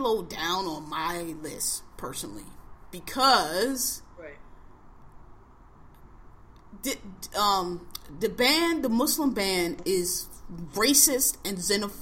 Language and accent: English; United States; I was born in America